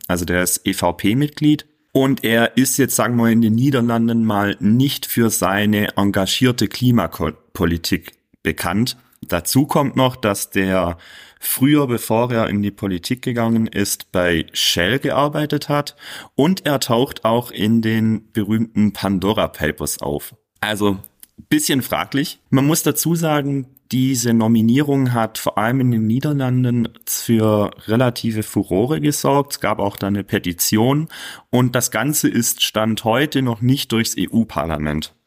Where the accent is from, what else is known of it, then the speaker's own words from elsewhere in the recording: Germany; bei uns in Deutschland